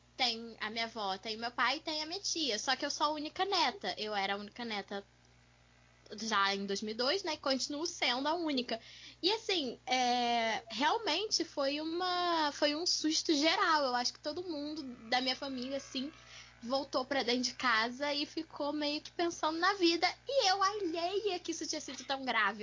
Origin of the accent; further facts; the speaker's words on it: Volta Redonda, Rio de Janeiro, Brazil; em Volta Redonda, né? Que é onde eu fui criada